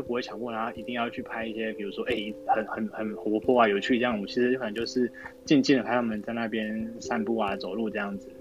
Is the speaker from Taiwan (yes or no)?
yes; Manzhou, Pingtung County, Taiwan; moved away; 因为我老家在满洲，其实我会想要办在满洲